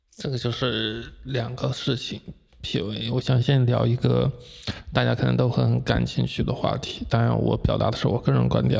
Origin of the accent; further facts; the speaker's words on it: Jiangsu-Zhejiang area, Jiangsu and Zhejiang, China; 在我们江浙这边